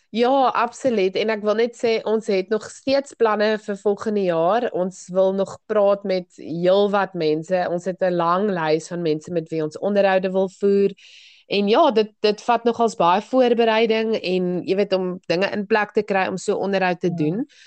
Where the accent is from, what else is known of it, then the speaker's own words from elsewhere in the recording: South Africa; ons as Suid-Afrikaners